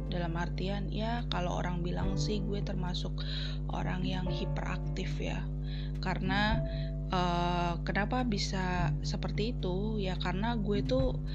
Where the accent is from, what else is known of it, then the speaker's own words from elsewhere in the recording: Solo, Central Java, Indonesia; di kota gue Solo itu ada sebuah stasiun bukan sebuah ya tapi ada beberapa stasiun radio